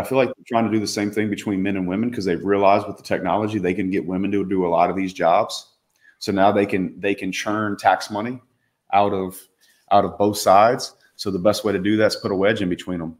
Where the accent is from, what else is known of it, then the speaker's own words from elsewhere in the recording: Louisiana, United States; I grew up in the South